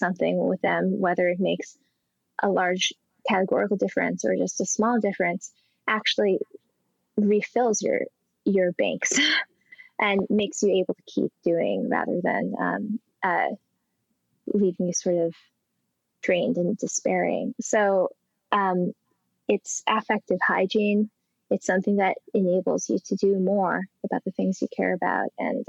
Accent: Colorado, United States; like my home state of Colorado and Boulder and in Rome

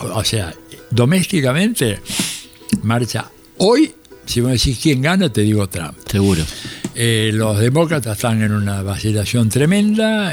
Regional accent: Argentina; nosotros pobres argentinos

